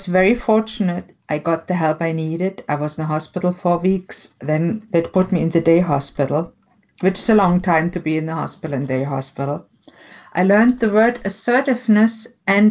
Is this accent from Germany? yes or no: yes; Germany; I was born and raised in Germany